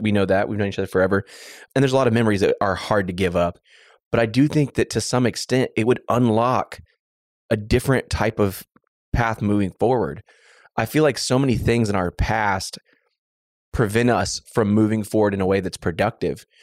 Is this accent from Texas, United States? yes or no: yes; Waller, Texas, United States; I grew up in Waller, Texas, the small town of Waller, Texas